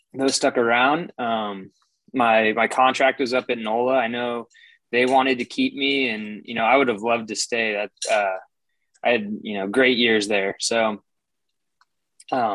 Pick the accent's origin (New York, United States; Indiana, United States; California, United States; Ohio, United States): California, United States; Petaluma; moved away; I'm from Northern California, this little town about 45 minutes north of San Francisco called Petaluma.